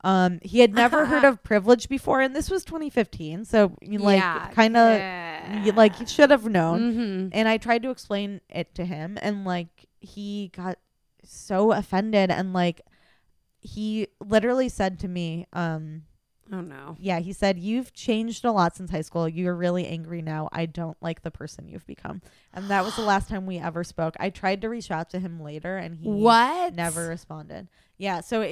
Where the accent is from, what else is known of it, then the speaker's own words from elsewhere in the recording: Midwest, United States; because you know, I'm like from the Midwest and like yeah. times were different then, and like raised, you know, Catholic